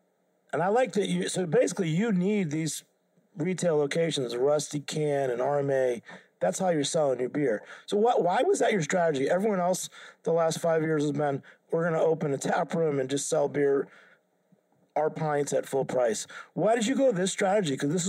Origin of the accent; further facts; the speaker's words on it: Haverhill, Massachusetts, United States; now in New York, United States; my hometown was Haverhill, Mass.